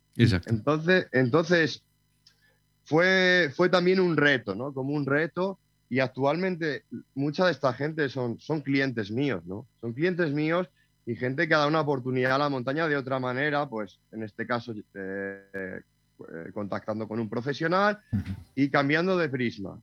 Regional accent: Castile and León, Spain; now in Sierra de Madrid, Spain; mi pueblo, tengo pueblo eh, en Ávila, y bueno, pues de alguna manera me crié en la, naturaleza

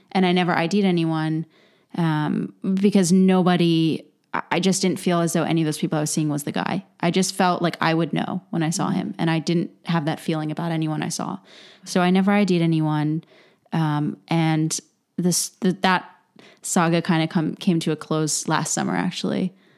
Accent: Lancaster, Pennsylvania, United States; moved away; living in Lancaster

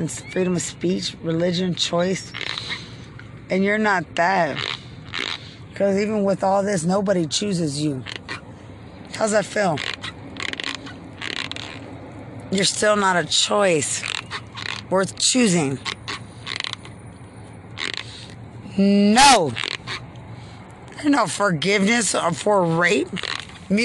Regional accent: Lubbock, Texas, United States; I'm from Lubbock

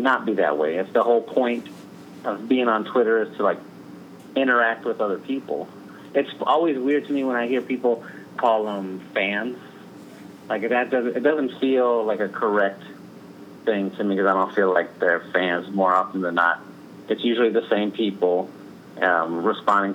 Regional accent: San Antonio, Texas, United States; I'm from San Antonio, so the Spurs are my team

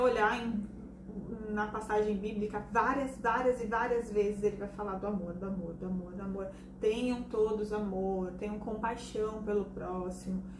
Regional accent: Brazil; nós somos brasileiros, acima de tudo, nós somos brasileiros

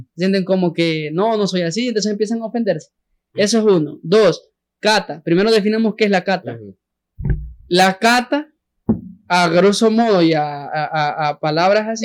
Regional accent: San Salvador, El Salvador; yo soy de San Jacinto

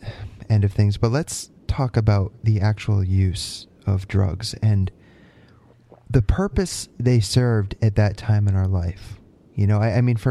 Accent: Connecticut, United States; moved away as an adult; now in Canada; I'm from Connecticut. I just moved to Canada at the end of last year

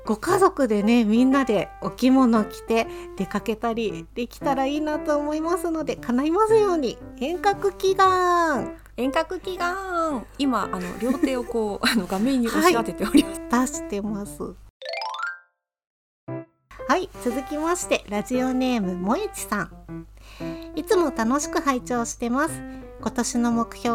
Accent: Japan; 私やっぱ日

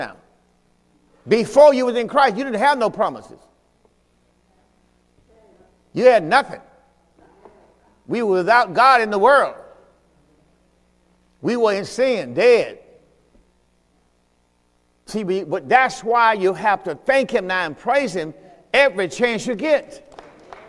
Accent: Mississippi, United States; moved away; I'm from Mississippi, too

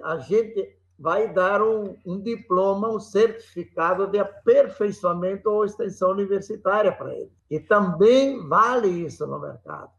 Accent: Brazil; Somos brasileiros

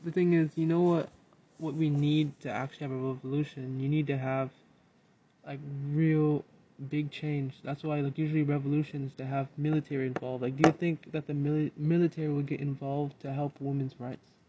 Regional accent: Minneapolis, Minnesota, United States; moved away; I'm actually from Minneapolis

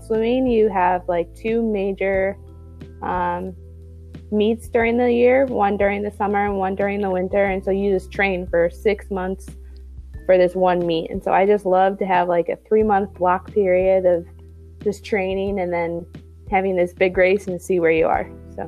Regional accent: Bingham Farms, Michigan, United States; It was fine. I mean, I lived in a place where I was able to have a lot of connections, and there were like a lot of opportunities for me to do different types of sports.

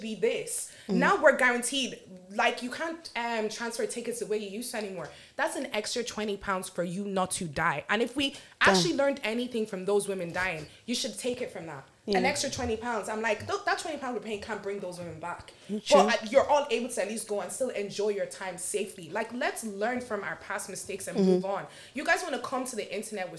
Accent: Carlow, Leinster, Ireland; also born or lived in Nigeria; I came from Carlo

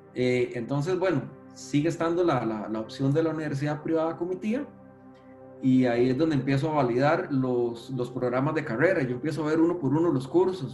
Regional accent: San José, Costa Rica; nací aquí en San José, si mal no recuerdo, específicamente en el Hospital México, pero soy de acá, de, la provincia de, San José

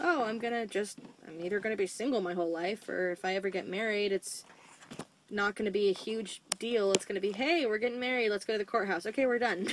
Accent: United States; I'm an American

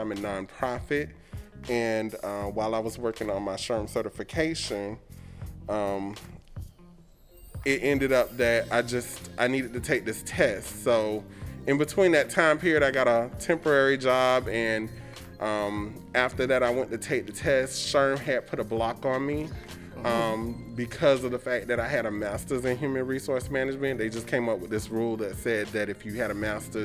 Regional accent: Sarasota, Florida, United States; also born or lived in Tennessee; I was born in Tennessee, but my family is here. My dad's family is here, so my mother relocated to Sarasota a long time ago for me to even be here in elementary school

